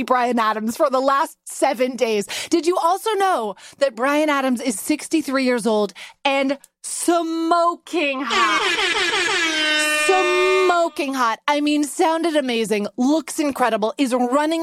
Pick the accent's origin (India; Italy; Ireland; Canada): Canada; Vancouver, British Columbia; moved away; now we're with my mom in Vancouver, my hometown